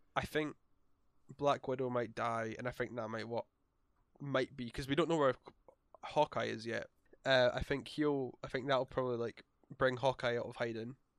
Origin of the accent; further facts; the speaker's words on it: Scotland, United Kingdom; we're Scottish.